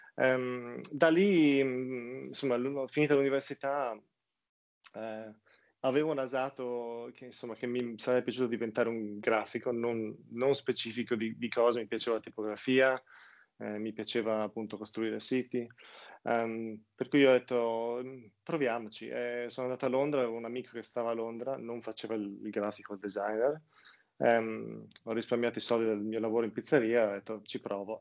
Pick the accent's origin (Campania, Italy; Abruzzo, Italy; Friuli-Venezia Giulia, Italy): Friuli-Venezia Giulia, Italy; outside Udine; moved away as an adult; also born or lived in Portugal; now in London, United Kingdom; io comunque sono nato in Friuli, fuori Udine, una cittadina de, di milleduecento persone